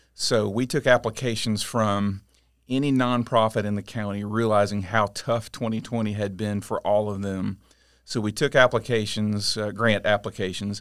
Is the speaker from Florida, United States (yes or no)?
yes; Auburndale, Florida, United States; also born or lived in Winter Haven; I grew up mostly in Auburndale, went away a few years to school, but other than that, I've been here my whole life